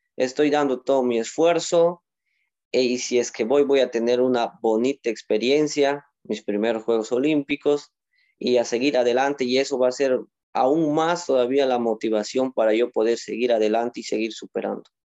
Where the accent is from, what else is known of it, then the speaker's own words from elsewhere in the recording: Moyobamba, San Martín, Peru; soy de Moyobamba, de la región de San Martín, la selva.